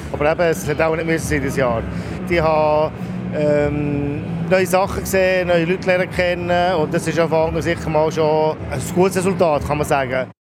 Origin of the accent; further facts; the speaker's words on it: Switzerland; bei uns in der Schweiz